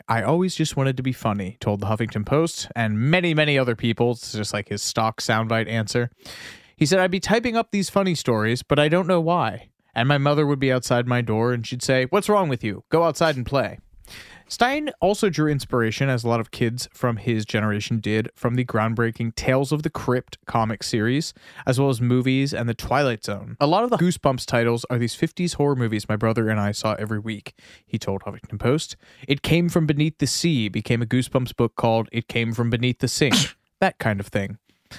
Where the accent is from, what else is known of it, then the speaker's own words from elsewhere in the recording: Columbus, Ohio, United States; I grew up in Columbus, Ohio, and one day my mom dropped me off at the library.